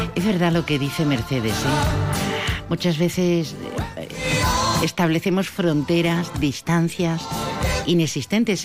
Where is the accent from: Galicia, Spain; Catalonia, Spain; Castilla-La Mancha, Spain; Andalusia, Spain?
Andalusia, Spain; los que somos andaluces